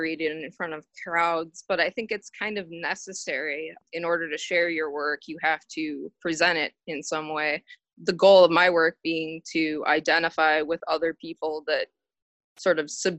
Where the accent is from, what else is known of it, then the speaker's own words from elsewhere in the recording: Wiesbaden, Hesse, Germany; born there; I was born in Wiesbaden, Germany.